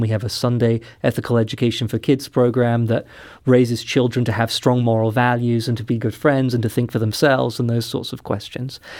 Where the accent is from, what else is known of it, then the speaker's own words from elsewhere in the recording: London, United Kingdom; moved away; I'm not from the United States, mm-hmm. I'm from London, England.